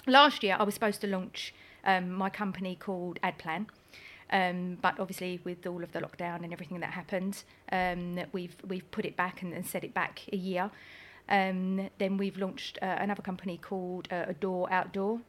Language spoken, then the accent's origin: English; Essex, East of England, United Kingdom; also born or lived in Greenwich, London; I moved to Essex uh, when I was very young. I've oh, got. I have only been a, yeah, I think I was about four when I moved to Essex.